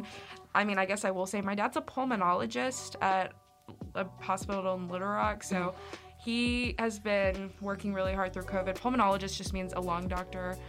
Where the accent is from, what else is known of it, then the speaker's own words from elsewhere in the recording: Central Arkansas, United States; I'm from Central Arkansas